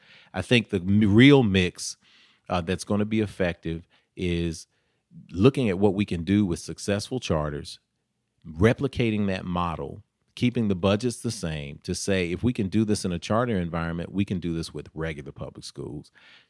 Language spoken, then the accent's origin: English; Nashville, Tennessee, United States; Sure. I grew up in South Nashville. We used to call it Out South